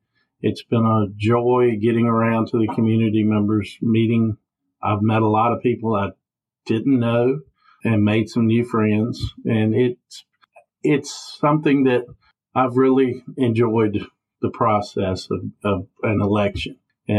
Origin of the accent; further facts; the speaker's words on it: Ringgold, Virginia, United States; I have lived my whole life in the Dan River District, Ringgold community, born and raised in the Mountain Hill area. And then when I was a little bit, about 7 or 8, we moved on to a tobacco farm over on Kentuck Road. And we spent about 10 years over there.